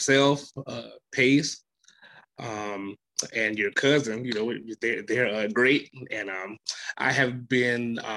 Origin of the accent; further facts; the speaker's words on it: South Carolina, United States; I'm from South Carolina